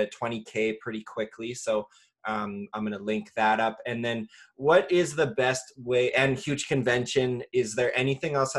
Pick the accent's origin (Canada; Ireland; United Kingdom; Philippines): Canada; I'm from Canada